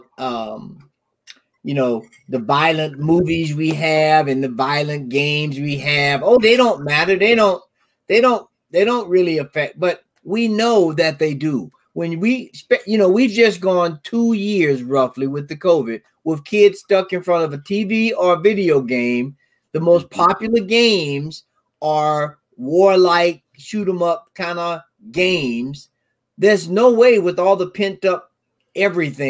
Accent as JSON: {"language": "English", "region": "the South", "country": "United States", "tie": "born or raised there", "said": "having grown up in the South"}